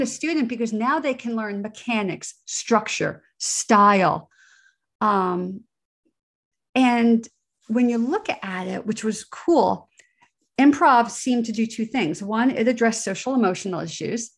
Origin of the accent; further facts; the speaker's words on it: New Jersey, United States; I grew up in New Jersey, outside of the shadow of Giant Stadium, New York City